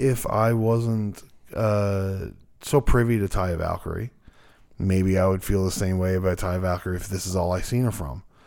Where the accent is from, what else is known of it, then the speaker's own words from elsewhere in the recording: Newfoundland and Labrador, Canada; we're from Newfoundland.